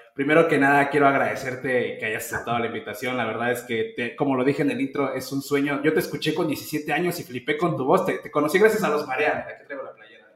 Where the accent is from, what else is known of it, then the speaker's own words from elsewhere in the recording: Mexico; Yo crecí con el rock de mi país